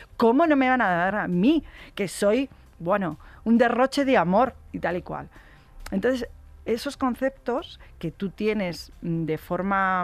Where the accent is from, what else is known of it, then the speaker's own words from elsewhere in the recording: Madrid, Community of Madrid, Spain; Yo eh, soy de Madrid